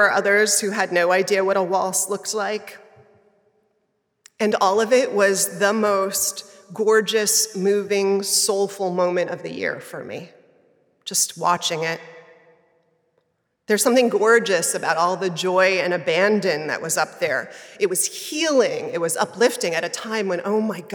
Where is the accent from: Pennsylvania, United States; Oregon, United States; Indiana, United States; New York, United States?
New York, United States; New York City; I grew up in Manhattan